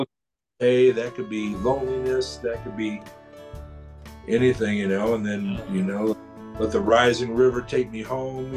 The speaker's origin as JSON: {"language": "English", "town": "St. Louis", "region": "Missouri", "country": "United States", "moved": "yes", "lives_now": "Skokie, United States", "said": "I'm from St. Louis"}